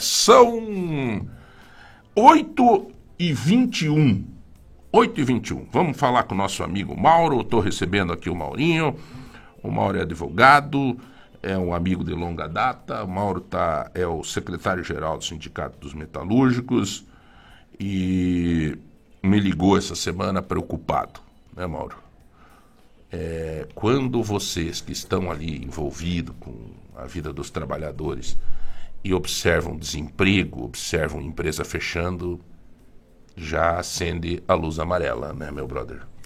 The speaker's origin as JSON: {"language": "Portuguese", "town": "São Domingos", "country": "Brazil", "tie": "born or raised there", "moved": "yes", "said": "indo para a minha cidade natal, São Domingos"}